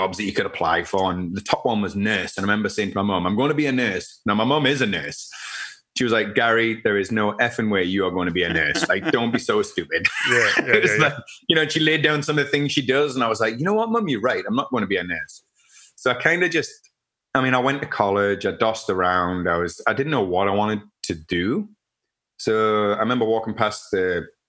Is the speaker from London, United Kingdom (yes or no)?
no; Newcastle upon Tyne, North East England, United Kingdom; moved away as an adult; now in Canada; some friends that are actually from my hometown in the UK